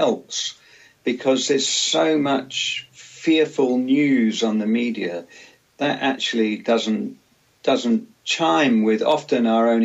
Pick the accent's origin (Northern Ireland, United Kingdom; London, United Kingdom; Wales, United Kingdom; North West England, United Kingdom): London, United Kingdom; moved away; also born or lived in Cornwall; when I was a kid growing up in London